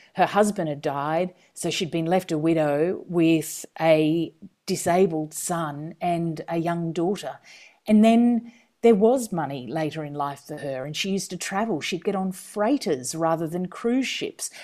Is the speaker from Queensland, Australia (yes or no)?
yes; country Queensland, Australia; moved away as an adult; also born or lived in Washington, D.C.; I'm a Queenslander